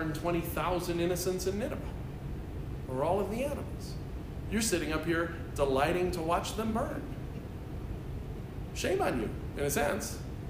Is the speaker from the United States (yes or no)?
yes; United States; American Christians